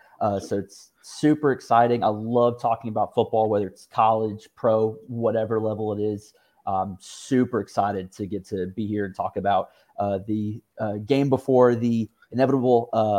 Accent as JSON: {"language": "English", "town": "Macon", "region": "Georgia", "country": "United States", "said": "I'm from Macon, Georgia."}